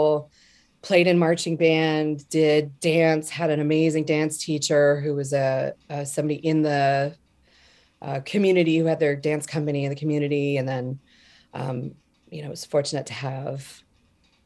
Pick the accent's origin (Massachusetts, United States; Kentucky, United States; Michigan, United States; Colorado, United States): Colorado, United States; Denver; moved away as an adult; also born or lived in Montana; Born in Montana, but like a lot of from the age of 10 till about 10 years ago, I was in Colorado in the Denver area